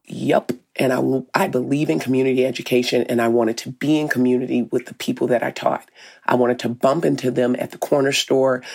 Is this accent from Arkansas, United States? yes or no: yes; Arkansas, United States; moved away as an adult; now in Minneapolis, United States; I'm from Arkansas